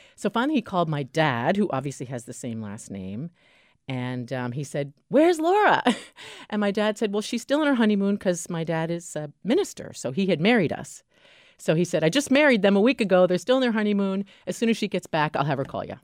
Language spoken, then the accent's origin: English; Keene, New Hampshire, United States; moved away as an adult; also born or lived in Washington, D.C.; most people know I'm from New Hampshire. I graduated from Keene High School